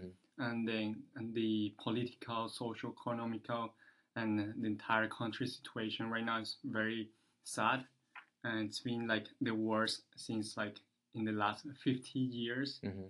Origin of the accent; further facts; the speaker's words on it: Venezuela; first language Spanish; English is a second language; moved away as an adult; now in San Francisco, United States; So I'm from Venezuela. … then I was raised in Venezuela for 18 years. Once I finished high school there, I came to the U.S.